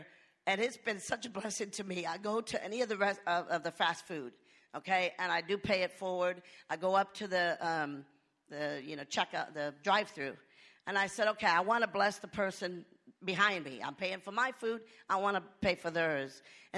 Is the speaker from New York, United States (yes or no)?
no; Lakeway, Texas, United States; hey, I'm from Lakeway.